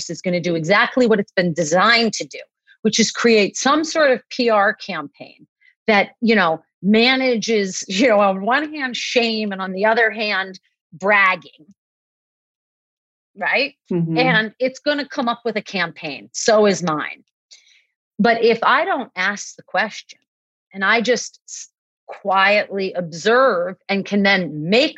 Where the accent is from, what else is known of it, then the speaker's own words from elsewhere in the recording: Boston, Massachusetts, United States; also born or lived in Hawaii; I grew up in Boston where I live now, but I lived for 10 years in Hawaii